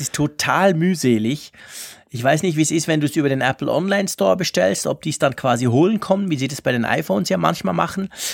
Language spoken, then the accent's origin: German; Switzerland; wir Schweizer